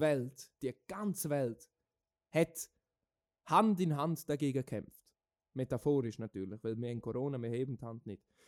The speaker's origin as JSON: {"language": "German", "country": "Switzerland", "said": "wir in der Schweiz"}